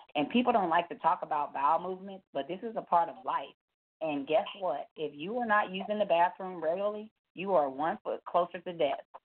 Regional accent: Dallas, Texas, United States; also born or lived in Garland, Texas; I'm calling you from Garland, Texas, uh, born and raised here in Dallas

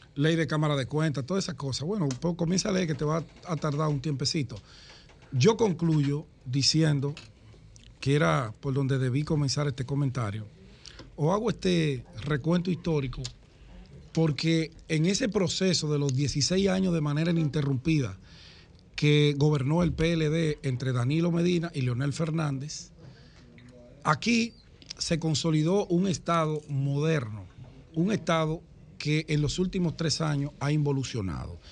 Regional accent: Dominican Republic; nosotros como dominicanos

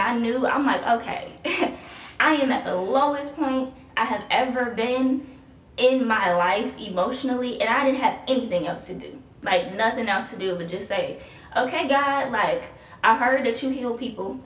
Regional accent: Chicago, Illinois, United States; moved away as an adult; now in Columbus, United States; I'm originally from Chicago.

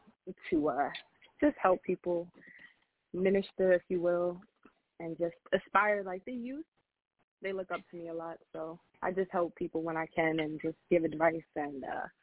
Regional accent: Long Island, New York, United States; Oh, I am from Long Island, New York.

